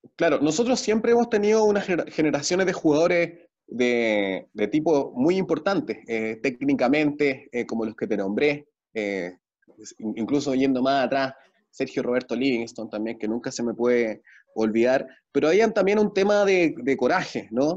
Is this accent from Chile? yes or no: yes; Chile; como ser chileno